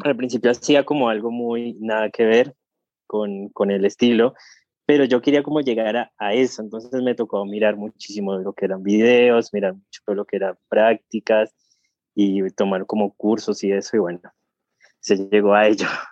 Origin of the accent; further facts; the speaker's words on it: Colombia; moved away as an adult; now in Argentina; llegué a Argentina, yo soy colombiano, llegué a Argentina